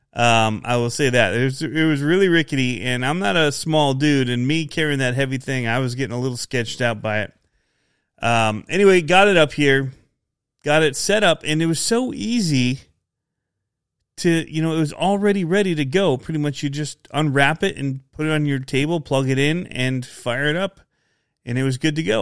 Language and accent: English; outside Ann Arbor, Michigan, United States; I grew up outside of Detroit and Michigan, um, outside of Ann Arbor